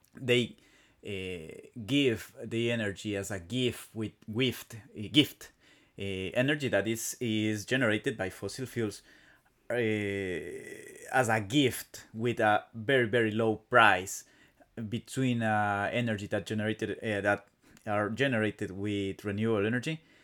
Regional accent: Quito, Pichincha, Ecuador; first language Spanish; English is a second language; Ah, I come from Ecuador. I come from Quito, the, the capital city of my country

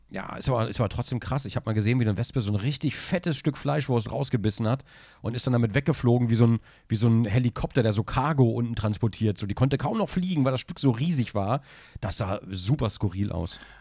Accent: Braunschweig, Lower Saxony, Germany; da hat man das Werk in Braunschweig, ja, da wo ich aufgewachsen bin.

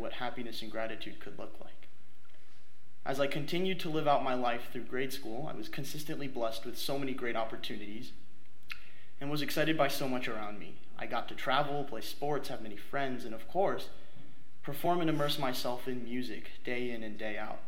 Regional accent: New Providence, New Jersey, United States; I was born and raised in New Providence, New Jersey, a lovely suburban town outside of New York City.

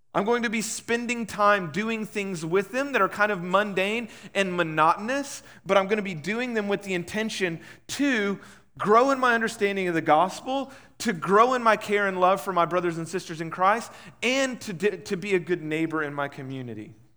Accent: Huffman, Texas, United States; I was raised in Huffman

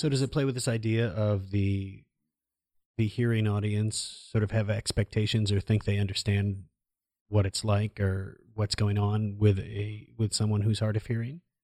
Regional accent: Iowa, United States; growing up in Iowa

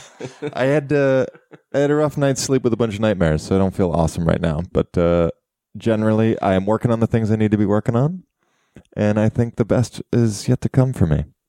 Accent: Cleveland, Ohio, United States; the Cleveland Browns, my hometown football team.

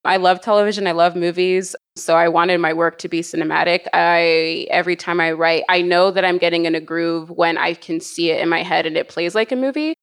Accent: Canada; also born or lived in United States; being Canadian

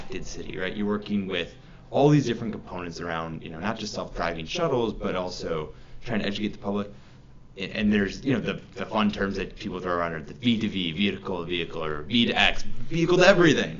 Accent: Cleveland, Ohio, United States; moved away; we're from Cleveland

